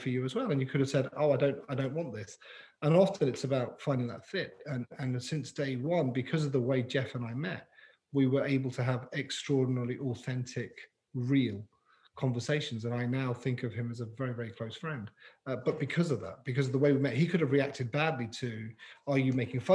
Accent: London, United Kingdom; moved away as an adult; now in Canada; growing up in London

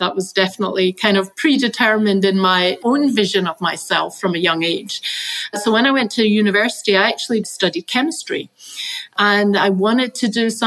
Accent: Glasgow, Scotland, United Kingdom; I grew up in Scotland. I grew up in the west coast of Scotland and I grew up in Glasgow.

